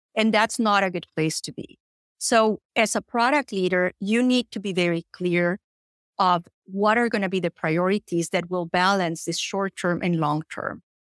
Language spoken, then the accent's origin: English; Colombia; moved away as an adult; now in United States; I'm originally from Colombia